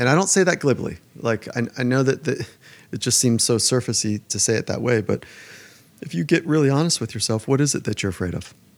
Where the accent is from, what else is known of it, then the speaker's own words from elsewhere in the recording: Southern California, United States; I would skate as a young kid growing up in Southern California